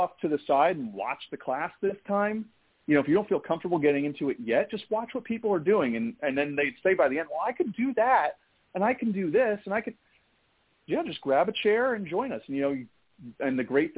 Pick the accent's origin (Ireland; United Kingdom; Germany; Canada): Ireland; being an Irishman.